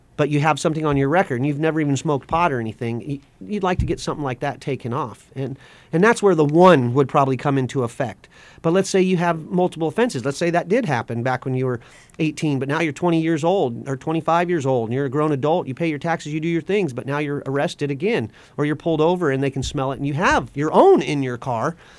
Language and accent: English; West Coast, United States; moved away; I grew up on the West Coast.